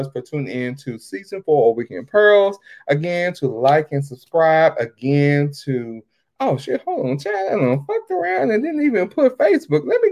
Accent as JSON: {"language": "English", "region": "Texas", "country": "United States", "tie": "born or raised there", "said": "born and bred in Texas"}